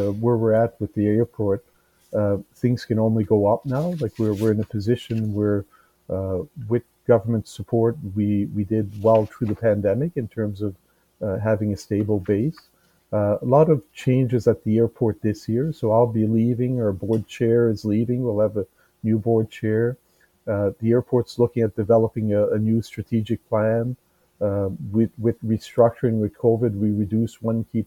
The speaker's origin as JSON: {"language": "English", "area": "Edmundston", "region": "New Brunswick", "country": "Canada", "tie": "born or raised there", "also_born_or_lived": "Montreal, Quebec / Halifax, Nova Scotia / Thunder Bay, Ontario / Moncton, New Brunswick", "moved": "as an adult", "said": "I grew up in Edmonton, so in a bilingual neighborhood in New Brunswick."}